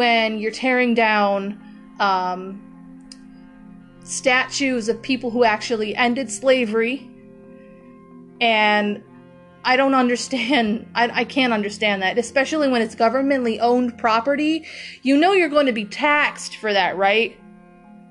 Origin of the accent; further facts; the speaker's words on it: United States; We, as American people